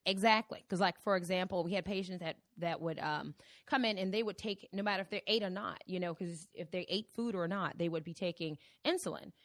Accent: Virginia, United States; moved away as an adult; also born or lived in Cleveland, Ohio; I am originally from Virginia

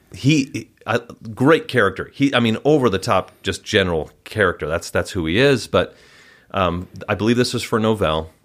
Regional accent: Wauwatosa, Wisconsin, United States; moved away as an adult; also born or lived in Cincinnati, Ohio; now in Utah, United States; I grew up in Wisconsin

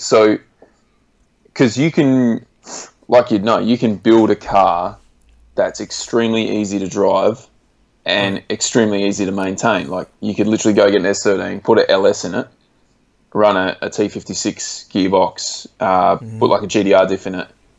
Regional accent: Australia; state level events like we do in Australia, but we've got like state based championships in like my home state and Victoria.

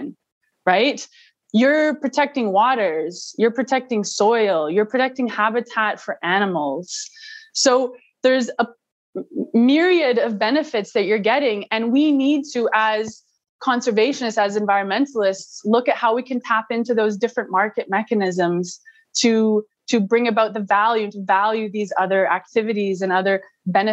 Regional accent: Vancouver, British Columbia, Canada; I'm a Canadian. I was born in Vancouver, Canada. So nature was always really close to me, being in BC.

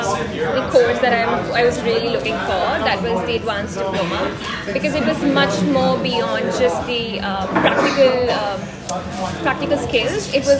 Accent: Delhi, India; I'm from Delhi.

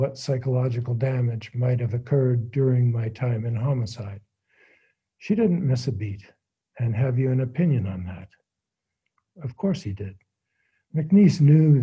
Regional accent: Hamilton, Ontario, Canada; growing up in Hamilton

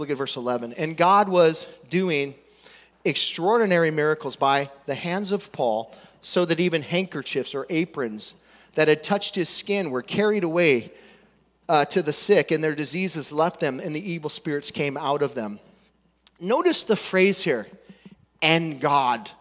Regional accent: United States; We came from America, dude. We're Americans.

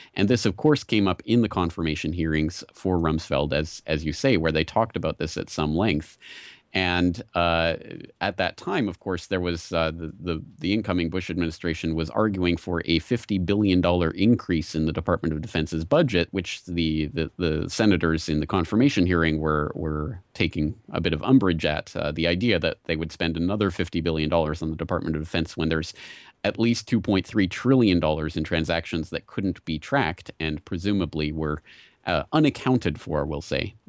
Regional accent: Canada; moved away as an adult; now in Japan; I'm Canadian originally, but, uh, I came to Japan to teach English

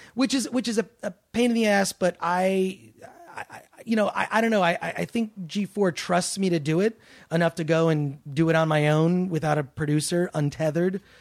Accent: Detroit, Michigan, United States; now in Los Angeles, United States; I always hated Nazi skinheads growing up in Detroit.

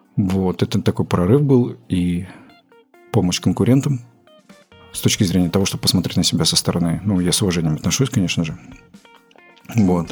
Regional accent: Belgorod, Belgorod Oblast, Russia; moved away as an adult; also born or lived in Kazakhstan; now in Moscow, Russia; Родился я в Казахстане, в какой-то момент переехал в город Белгород, отучился там э, в школе

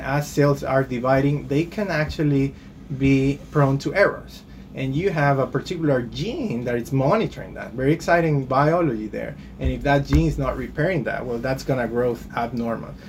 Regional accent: Guayaquil, Guayas, Ecuador; moved away as an adult; also born or lived in Rhode Island / Boston; now in United States; I did my medical school back in my home country in Guayaquil, Ecuador

